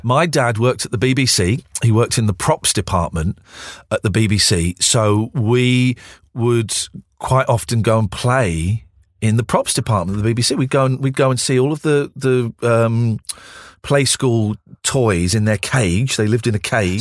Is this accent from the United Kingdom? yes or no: yes; Slough, South East England, United Kingdom; also born or lived in Windsor; I used to pretend that I didn't come from Slough. I used to pretend I came from Windsor